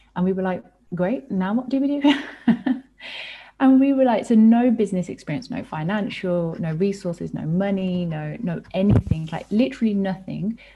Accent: United Kingdom; born or raised there

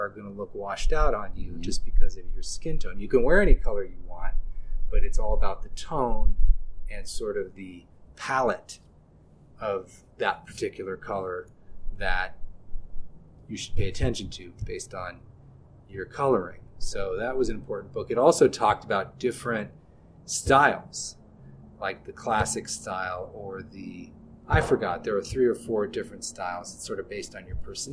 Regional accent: Burlingame, California, United States; I grew up in Northern California in a city called Burlingame

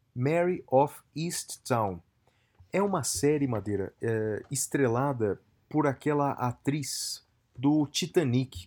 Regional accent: Brazil; nós brasileiros

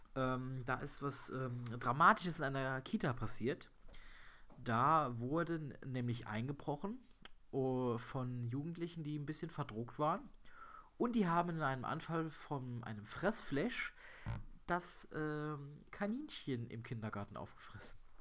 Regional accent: Germany; als Deutscher

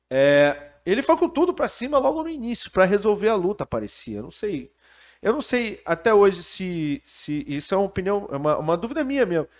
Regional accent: Brazil; como brasileiro

